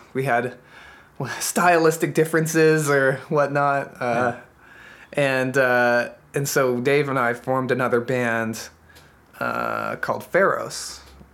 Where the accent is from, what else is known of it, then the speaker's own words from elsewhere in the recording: Boston, Massachusetts, United States; also born or lived in Maine; now in Seattle, United States; I'm from the Boston area